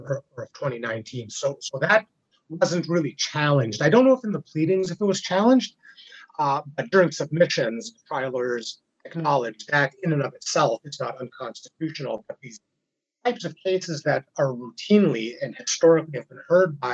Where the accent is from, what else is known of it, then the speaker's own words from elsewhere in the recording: British Columbia, Canada; my rights as British Columbians